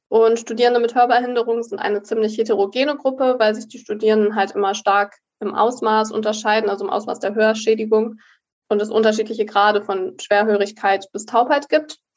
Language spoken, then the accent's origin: German; Hamburg, Germany; also born or lived in Berlin; now in Münster, Germany; Und ich komme eigentlich aus Hamburg und Berlin, also beides.